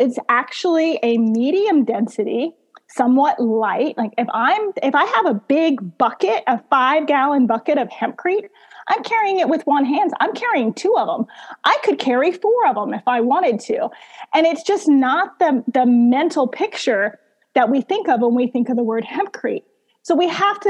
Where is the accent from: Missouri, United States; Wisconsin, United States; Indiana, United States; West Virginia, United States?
Missouri, United States; I'm from Missouri